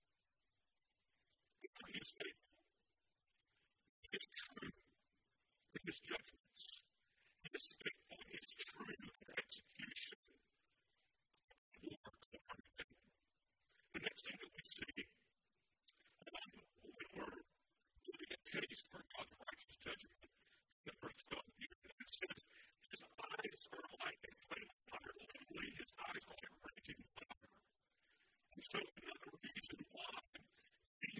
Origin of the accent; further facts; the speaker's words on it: United States; as American citizens